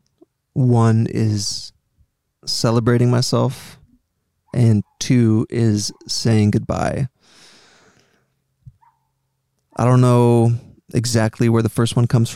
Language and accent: English; Greenwich, Connecticut, United States; also born or lived in Paris, France / Montreal, Canada / New York; when I was 7 years old, my family and I moved from Paris, France to Greenwich, Connecticut in the US